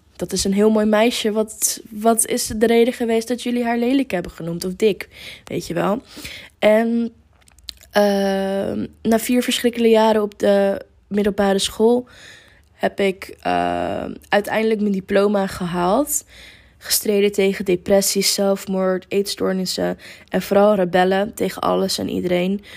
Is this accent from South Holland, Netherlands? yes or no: no; near Amsterdam, North Holland, Netherlands; moved away as an adult; now in Lisbon, Portugal; ik kom uit de buurt van Amsterdam